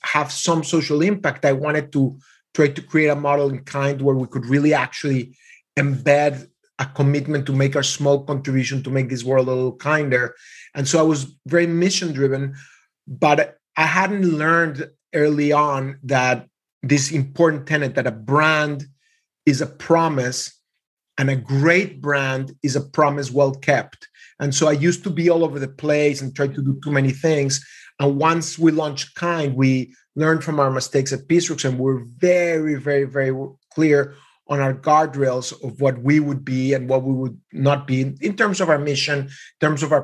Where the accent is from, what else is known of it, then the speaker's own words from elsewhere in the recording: Mexico; I was raised in Mexico in a very small Jewish community